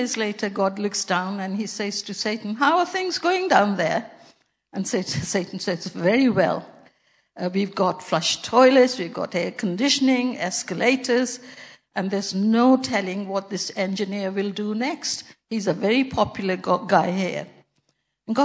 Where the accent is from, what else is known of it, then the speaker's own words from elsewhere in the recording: Pakistan; moved away; when I was a little girl growing up in Pakistan